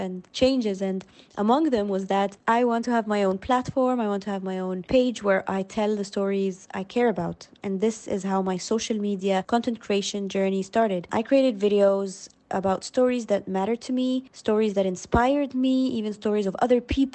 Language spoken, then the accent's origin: English; Cairo, Cairo Governorate, Egypt; I'm from Cairo, Egypt